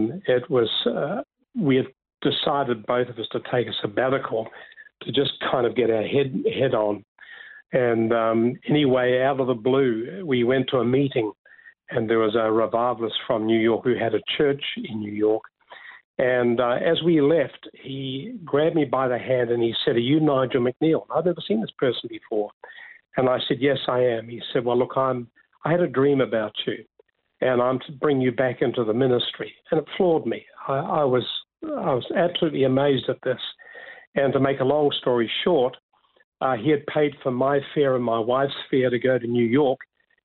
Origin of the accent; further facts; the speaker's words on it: Dunedin, Otago, New Zealand; moved away as an adult; now in Australia; I was born in Dunedin in the South Island